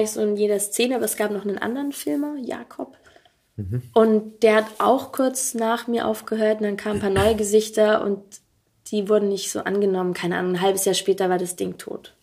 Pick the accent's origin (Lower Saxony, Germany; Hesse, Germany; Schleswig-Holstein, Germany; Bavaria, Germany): Bavaria, Germany; Allgäu; ich bin so richtig auf dem Dorf aufgewachsen, in der Nähe von einer Kleinstadt